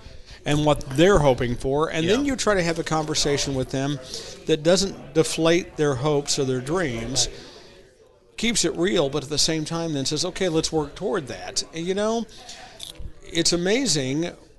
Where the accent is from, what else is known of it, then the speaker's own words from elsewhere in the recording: Oklahoma, United States; accent: southern; also born or lived in Arkansas; now in Quad Cities, United States; I came here to lose my southern accent, move on.